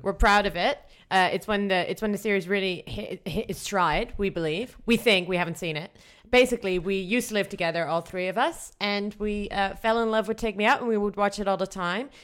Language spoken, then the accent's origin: English; Netherlands; I'm from the Netherlands